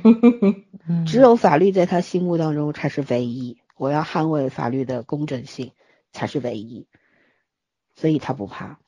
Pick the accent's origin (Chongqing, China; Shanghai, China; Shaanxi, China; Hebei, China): Shanghai, China; 我们都是上海人，然后都出过国